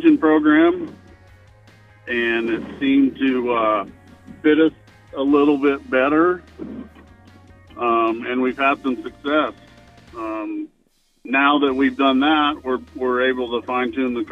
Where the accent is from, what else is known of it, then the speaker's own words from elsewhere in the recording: Dodge City, Kansas, United States; I'm born and raised here in Dodge City.